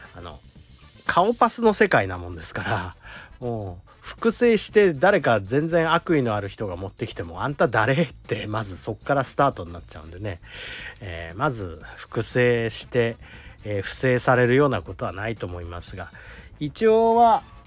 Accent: Toyama, Japan; moved away; うちの田舎の富山の方

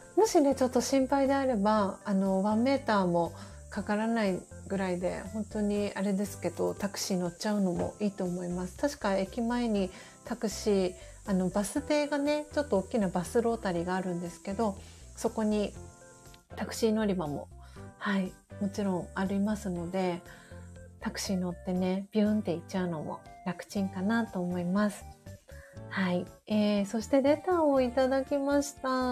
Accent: Tokyo, Japan; 東京都荒川区西尾具っていうところが私の実家なんですけど

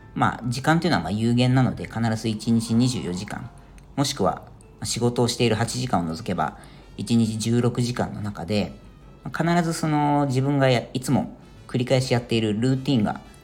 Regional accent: Japan; moved away as an adult; now in Ireland; サマータイムがない日本とかですね、まあ、そういうものがそもそもなかった国で生まれ育ってる人

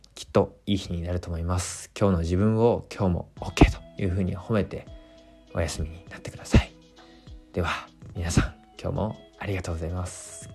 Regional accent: Fukushima, Japan; moved away; 自分の地元福島

